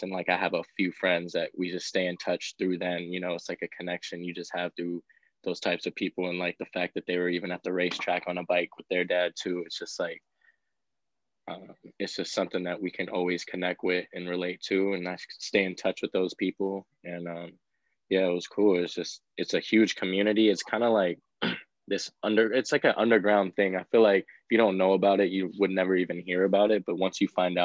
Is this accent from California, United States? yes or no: yes; San Diego, California, United States; I grew up in San Diego and I started racing BMX first